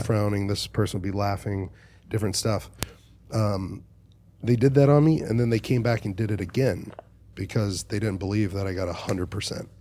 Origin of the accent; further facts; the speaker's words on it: Dallas, Texas, United States; I'm from Dallas